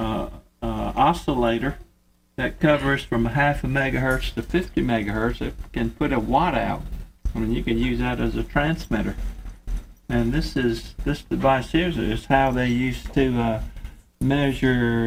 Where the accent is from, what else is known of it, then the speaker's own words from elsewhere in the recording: the Mississippi Delta, United States; Born on Highway 61, too.